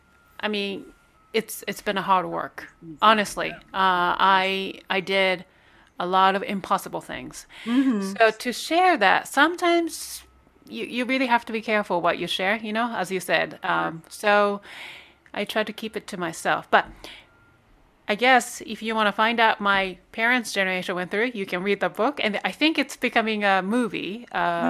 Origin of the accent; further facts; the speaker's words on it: Japan; moved away; I'm Korean, but I was born in Japan